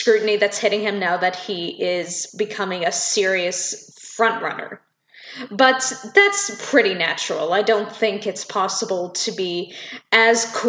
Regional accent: Canada; being a Canadian citizen

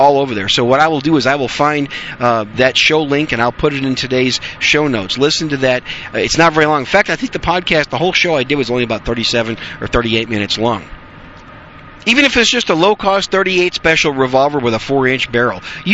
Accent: Wisconsin, United States; moved away; When I grew up in Wisconsin, we used to hunt a lot of rough grouse up there

